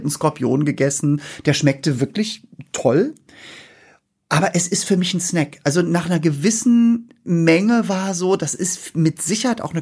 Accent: Northern Germany, Germany; Ja, ich komme aus dem Norden.

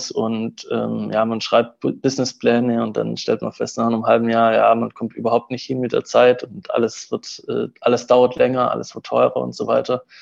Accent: Southern Germany, Germany; Uh, ursprünglich komme ich so aus dem Süden Deutschlands und habe da auch ähm, äh, Wirtschaftswissenschaften studiert und in Potsdam dann Volkswirtschaftslehre.

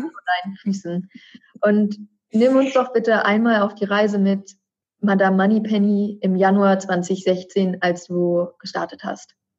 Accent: Berlin, Germany; gebürtige Berlinerin wie ich

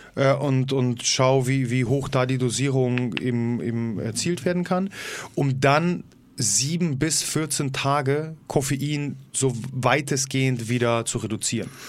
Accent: Poland; Für mich als Pole

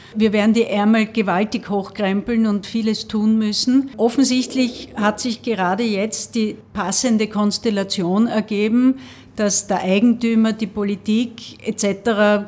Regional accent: Graz, Styria, Austria; ich bin in so einer Hochhaussiedlung aufgewachsen im Süden von Graz

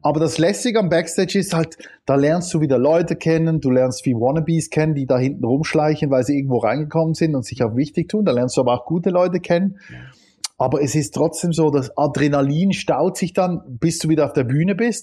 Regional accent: Switzerland; bei uns in der Schweiz

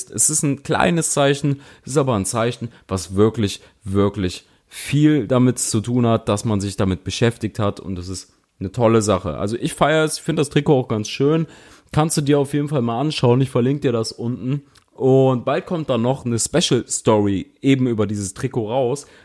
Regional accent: Cologne, North Rhine-Westphalia, Germany; Ich bin Kölner, ich weiß, was Enthusiasmus im eigenen Fußballverein bedeutet

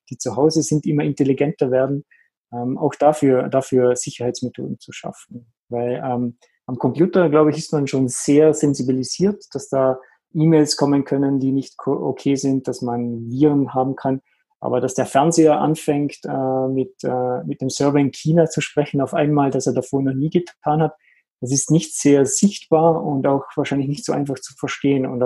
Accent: Vorarlberg, Austria; Ursprünglich bin ich aus Österreich in der Nähe vom Bodensee und Aviras Headquarter ist am Bodensee.

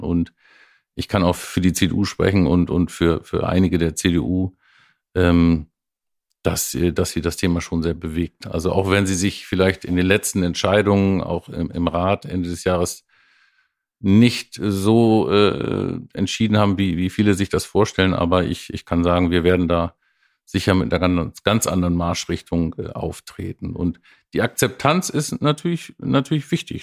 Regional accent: Oldenburg, Lower Saxony, Germany; als Oldenburger

